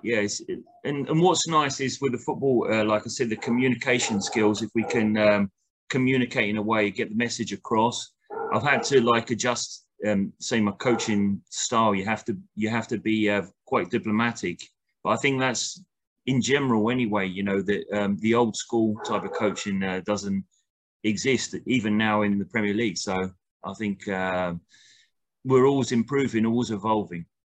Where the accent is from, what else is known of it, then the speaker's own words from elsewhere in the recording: United Kingdom; now in Costa Rica; I'm a British coach